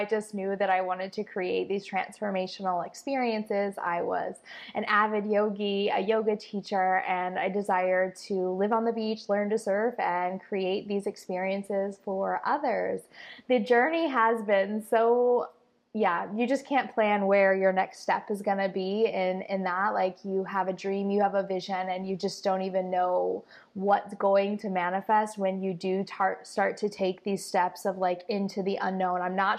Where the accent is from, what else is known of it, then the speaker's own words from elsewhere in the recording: Costa Rica; and now mostly here in Costa Rica, my home country that I tried to leave, and it just keeps calling me back.